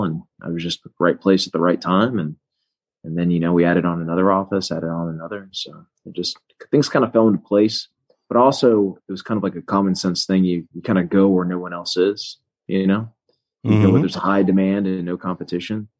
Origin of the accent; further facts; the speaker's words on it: Melbourne, Florida, United States; also born or lived in Tallahassee, Florida / Fort Lauderdale, Florida; I'm from Central Florida, from Brevard, Melbourne.